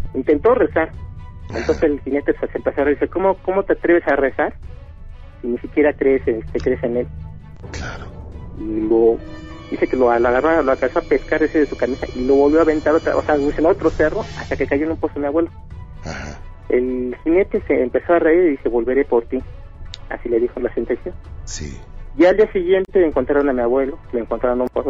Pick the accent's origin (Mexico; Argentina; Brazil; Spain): Mexico; State of Mexico; hablo aquí de Chabacoyos del Estado de México